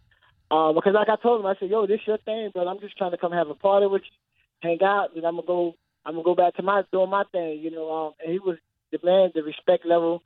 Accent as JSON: {"language": "English", "town": "St. Petersburg", "region": "Florida", "country": "United States", "tie": "born or raised there", "said": "I'm born and raised in St. Petersburg, Florida"}